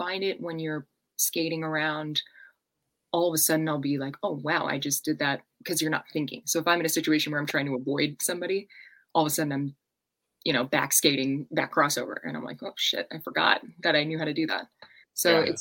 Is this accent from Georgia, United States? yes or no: no; Long Island, New York, United States; I'm like Long Island, like Manhattan-ish.